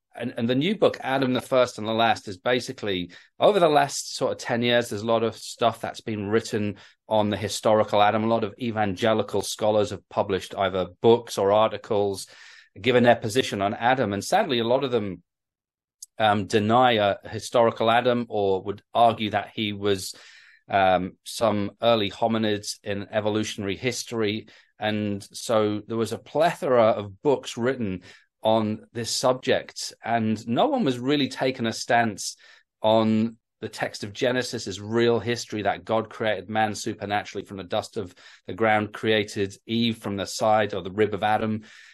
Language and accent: English; North East England, United Kingdom; now in London, United Kingdom; my accent's sort of hard to guess sometimes. I grew up in the Northeast, and then my dad actually got a job as a pastor down in the South in London.